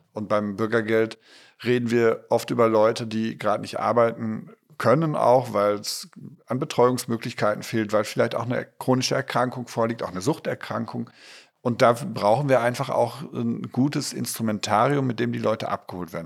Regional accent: Ruhr area, North Rhine-Westphalia, Germany; meine Heimat, das Ruhrgebiet

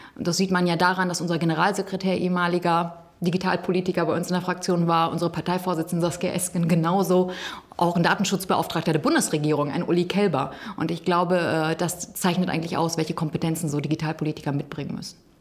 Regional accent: Gütersloh district, North Rhine-Westphalia, Germany; ich komme ja aus dem Kreis Gütersloh, ein großer Flächenkreis

